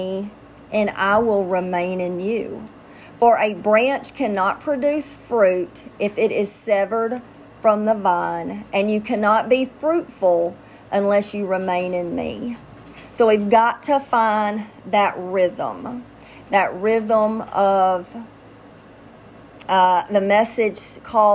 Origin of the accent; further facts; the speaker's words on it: Louisiana, United States; I'm from Louisiana